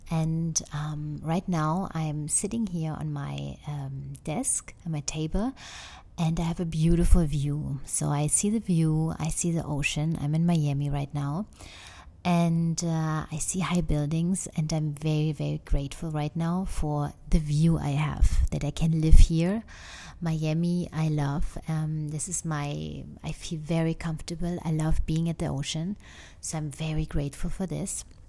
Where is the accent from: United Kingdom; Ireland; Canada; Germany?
Germany; English is a second language; moved away as an adult; now in United States; I come from Germany, but recently um, I moved indeed 100% now to the US